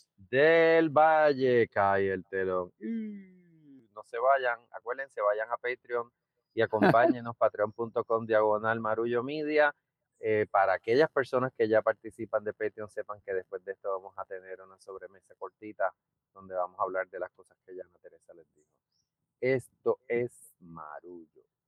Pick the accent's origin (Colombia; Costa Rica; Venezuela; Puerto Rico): Puerto Rico; los puertorriqueños eh, estamos en más de un lugar